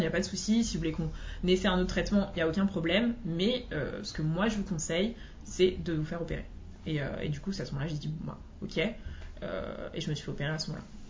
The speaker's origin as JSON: {"language": "French", "country": "Martinique", "said": "je suis originaire de la Martinique"}